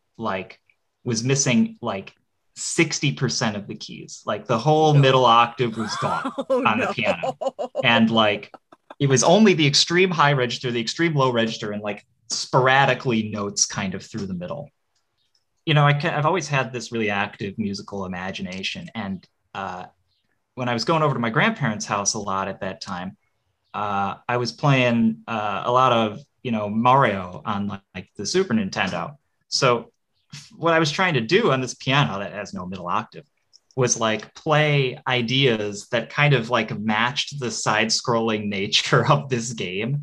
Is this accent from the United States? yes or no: yes; Rochester, New York, United States; now in Eugene, United States; I grew up in Rochester, New York.